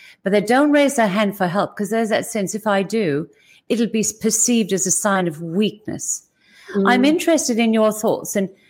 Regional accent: Ireland; now in Australia; Australia is our home, but you're from the UK, I'm from Ireland.

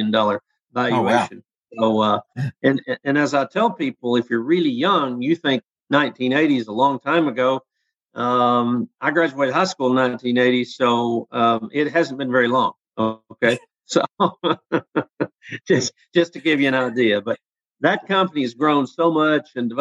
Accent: Paragould, Arkansas, United States; now in Missouri, United States; I grew up in Paragould, Arkansas, or outside of Paragould, Arkansas

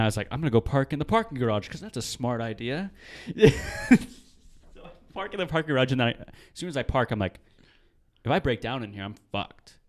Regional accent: Marysville, Washington, United States; also born or lived in Tulalip, Washington; I was on the res, and, dude, the res was fun.

